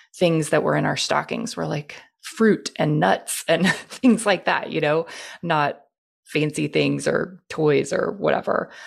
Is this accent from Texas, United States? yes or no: yes; Houston, Texas, United States; I was born and raised in Houston